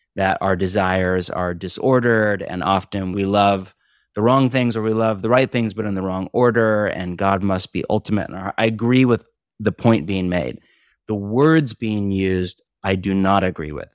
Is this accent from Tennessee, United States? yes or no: no; Bay Area, California, United States; also born or lived in Portland, Oregon / Orange County, California; now in Los Angeles, United States; I grew up in the Bay Area, then I was in Portland for twenty years and now in L